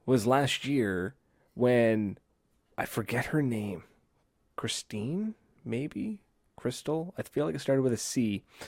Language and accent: English; Canada; It's made in my hometown